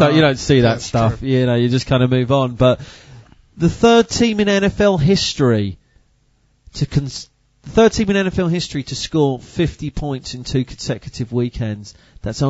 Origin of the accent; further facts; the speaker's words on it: United Kingdom; as a British fan of the sport